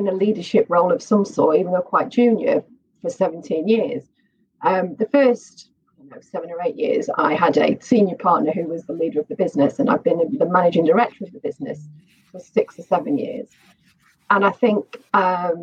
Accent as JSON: {"language": "English", "town": "Manchester", "region": "North West England", "country": "United Kingdom", "tie": "born or raised there", "said": "I grew up in Manchester"}